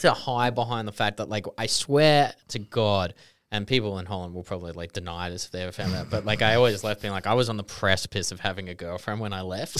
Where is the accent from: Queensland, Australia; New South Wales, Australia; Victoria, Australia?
New South Wales, Australia; Queanbeyan; I'm from Queanbeyan. This is just what we do.